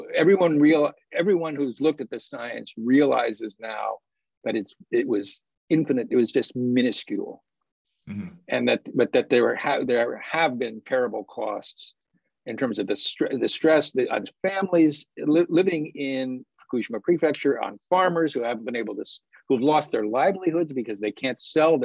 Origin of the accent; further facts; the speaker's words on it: United States; as an American citizen